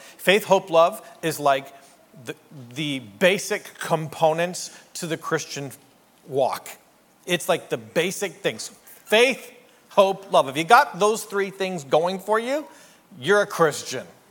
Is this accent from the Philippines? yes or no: no; Canada; moved away as an adult; also born or lived in New York City; I'm a Canadian.